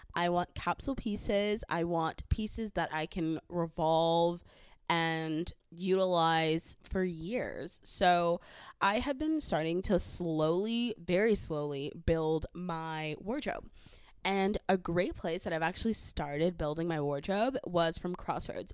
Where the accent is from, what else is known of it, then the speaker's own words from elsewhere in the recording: the Valley, California, United States; accent: valley; I am from the valley, so I will have a valley accent.